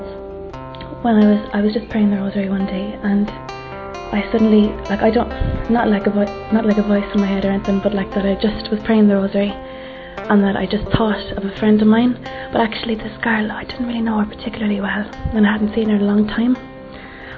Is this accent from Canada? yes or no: no; Ireland; I'm 25 and I'm from Ireland